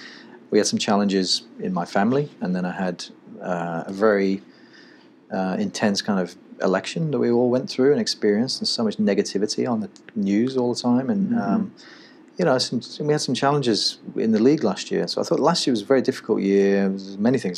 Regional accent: Manchester, North West England, United Kingdom; moved away as an adult; now in United States; I was born in Manchester, grew up going to watch Manchester United in the, you know, in the mid 80s

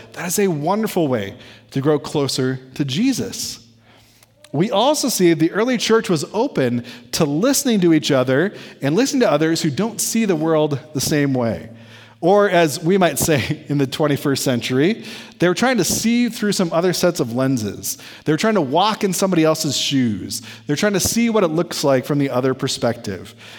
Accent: United States; we, as American Methodists

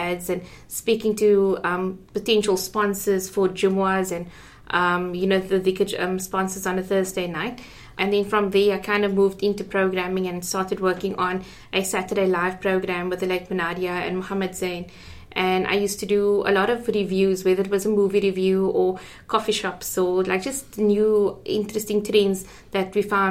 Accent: Cape Town, Western Cape, South Africa; I grew up in Athlone.

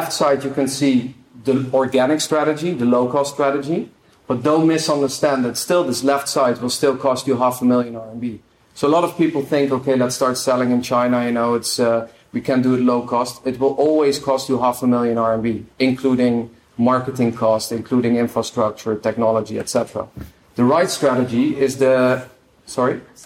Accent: Netherlands; I'm from the Netherlands

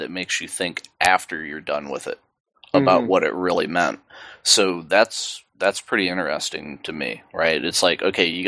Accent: United States; We're from America

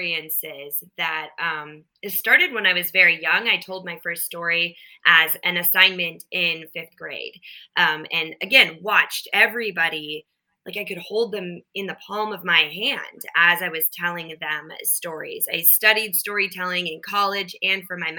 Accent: Minnesota, United States; I grew up in Minnesota, and then we had a cabin in northern Minnesota.

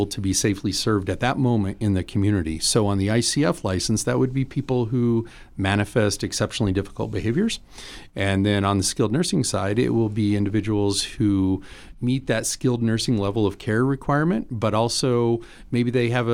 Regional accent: Fremont County, Wyoming, United States; moved away as an adult; also born or lived in eastern US; Fremont County native. Happy to be back in my old stomping grounds after 15 years out east.

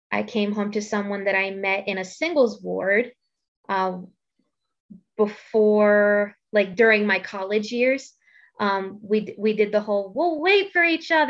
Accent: East Coast, United States; now in Idaho, United States; so the entire time that I lived in Idaho, uh, got used to the very different culture that is here because I'm from the East Coast.

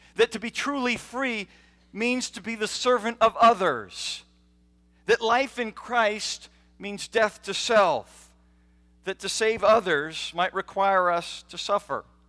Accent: United States; as American children, we are taught

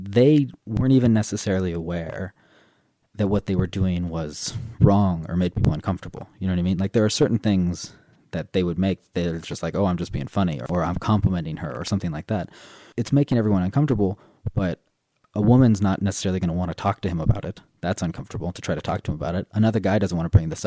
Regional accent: Southern California, United States; moved away as an adult; also born or lived in Korea / France; now in Ireland; I grew up in Southern California

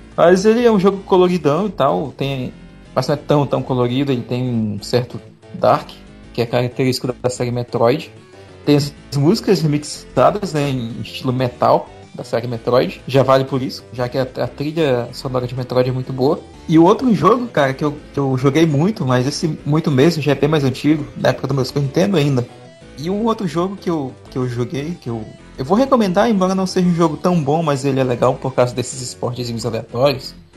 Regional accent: Tefé, Amazonas, Brazil; moved away; na minha cidade, onde eu cresci, a minúscula de Tefé

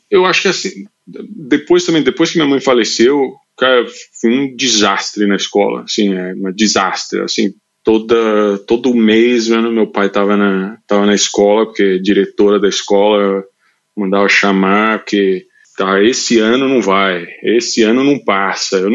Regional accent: São Paulo, Brazil; Cara, eu nasci em São Paulo, eu nasci na Vila Mariana, depois vivi o resto da minha vida no Brasil, ali entre Santa Cecília e Genópolis

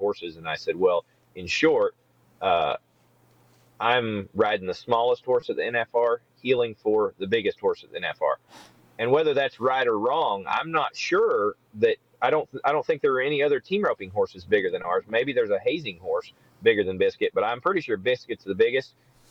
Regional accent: Kansas, United States; I grew up in Kansas

